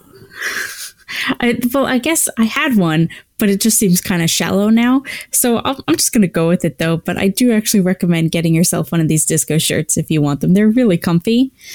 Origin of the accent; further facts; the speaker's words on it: Canada; we're Canadian